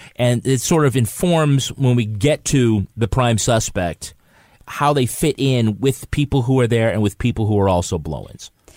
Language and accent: English; United States; I'm American